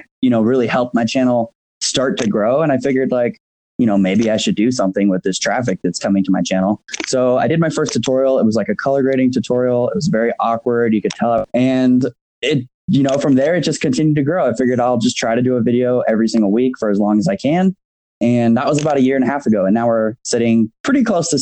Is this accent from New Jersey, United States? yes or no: no; Phoenix, Arizona, United States; now in Lake Tahoe, United States; I grew up in Phoenix